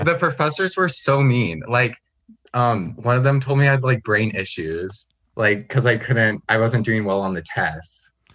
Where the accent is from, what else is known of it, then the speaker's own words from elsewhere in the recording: Medford, Oregon, United States; moved away as an adult; also born or lived in Fresno, California / North Bend, Washington; now in Nampa, United States; I was born in Fresno, California, but I've lived in Medford, Oregon for, like, most of my life